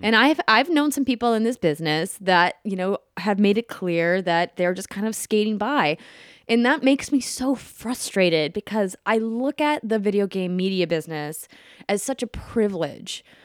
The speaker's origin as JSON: {"language": "English", "town": "Fargo", "region": "North Dakota", "country": "United States", "tie": "born or raised there", "also_born_or_lived": "Minneapolis, Minnesota", "moved": "as an adult", "lives_now": "Los Angeles, United States", "said": "I grew up in Fargo, North Dakota"}